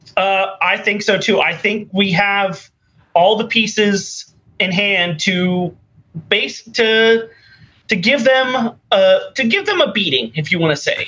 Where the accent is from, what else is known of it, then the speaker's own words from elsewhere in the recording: San Diego, California, United States; also born or lived in Florida; now in Orlando, United States; I was born in San Diego, and I've lived around the area